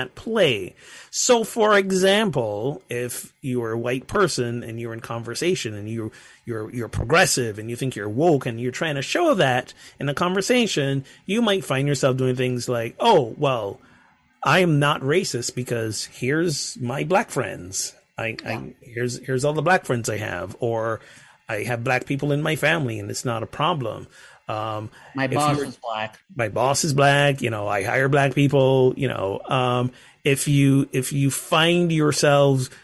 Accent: Barbados; my home country, Barbados

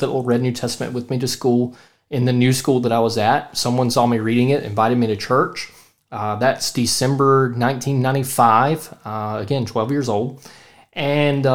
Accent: Central Mississippi, United States; I'm from Central Mississippi

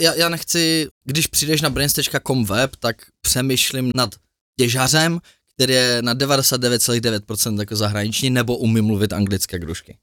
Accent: Prague, Czechia; my Pražáci

